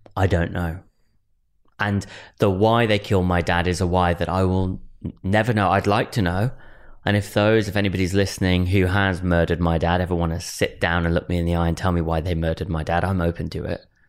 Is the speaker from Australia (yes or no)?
no; Wolverhampton, West Midlands, United Kingdom; my family home where I was born in Wolverhampton